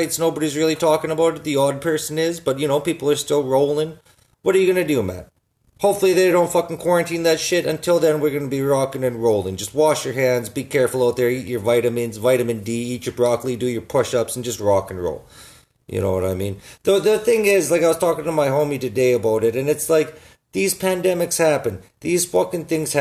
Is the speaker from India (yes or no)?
no; Saskatoon, Saskatchewan, Canada; I'm from Saskatoon, right? Everybody has jacked up trucks.